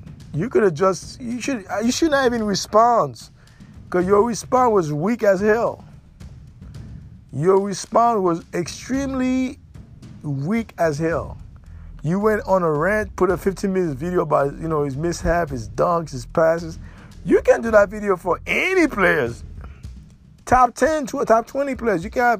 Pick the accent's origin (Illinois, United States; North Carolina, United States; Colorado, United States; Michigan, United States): Michigan, United States; Detroit; Because I'm from Detroit. I went through those sacrifices in my damn self.